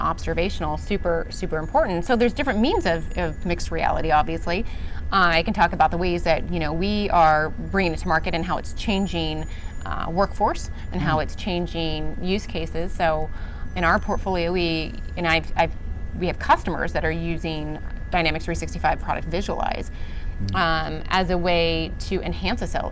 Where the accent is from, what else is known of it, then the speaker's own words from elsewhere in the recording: Seattle, Washington, United States; I'm from Seattle